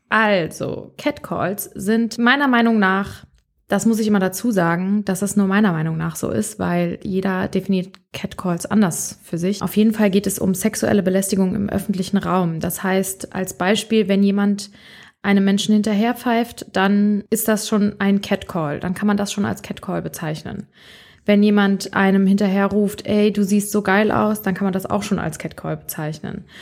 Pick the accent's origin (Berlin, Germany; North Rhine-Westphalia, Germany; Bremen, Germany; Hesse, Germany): North Rhine-Westphalia, Germany; Bonn; also born or lived in Mainz; ich bin ursprünglich, komme ich aus Bonn. Ich bin mein, also ich bin hier aufgewachsen, bin hier zur Schule gegangen